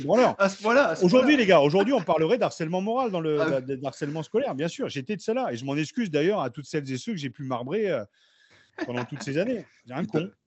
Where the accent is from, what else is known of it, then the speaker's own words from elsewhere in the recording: Beauvais, Hauts-de-France, France; moved away as an adult; also born or lived in Noyers-Saint-Martin / Paris; j'ai grandi à Beauvais et je suis arrivé à Paris à 18 ans